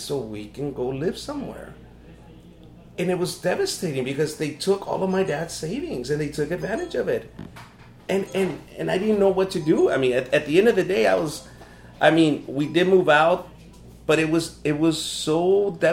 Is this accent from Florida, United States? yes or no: no; Los Angeles, California, United States; also born or lived in Compton, California; I was 13 years old and I would vacuum cars in South Central LA. That's where we moved from Compton to South Central